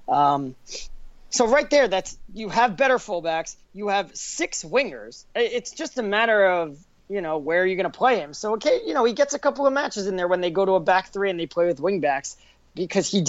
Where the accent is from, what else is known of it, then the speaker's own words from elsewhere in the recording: United States; I'm American